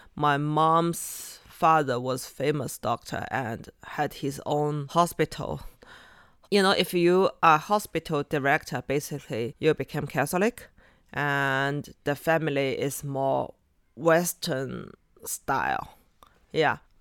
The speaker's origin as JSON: {"language": "English", "region": "Shanghai", "country": "China", "also_born_or_lived": "Yumen, Gansu / Beijing", "second_language": "English", "said": "I'm from here, Shanghai."}